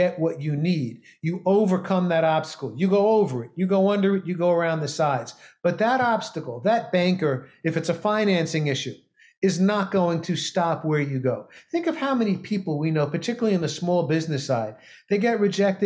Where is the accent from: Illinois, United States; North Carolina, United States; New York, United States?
New York, United States; New York City; I grew up in New York City, so I can speak quick.